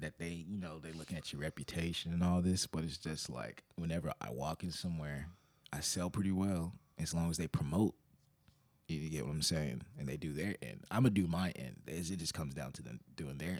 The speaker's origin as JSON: {"language": "English", "town": "Little Rock", "region": "Arkansas", "country": "United States", "said": "I'm from Little Rock"}